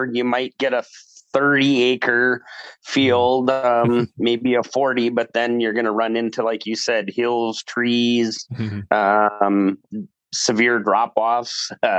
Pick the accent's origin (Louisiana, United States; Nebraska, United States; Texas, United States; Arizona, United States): Nebraska, United States; also born or lived in Wisconsin; I was born in Wisconsin, and then my family actually moved to Nebraska. So I was raised in Nebraska, but more of a urban, not rural setting.